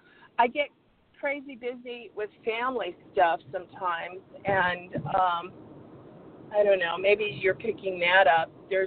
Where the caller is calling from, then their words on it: Arizona, United States; calling from Arizona.